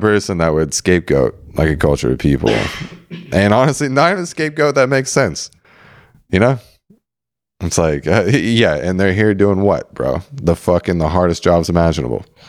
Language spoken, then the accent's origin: English; San Diego, California, United States; growing up in San Diego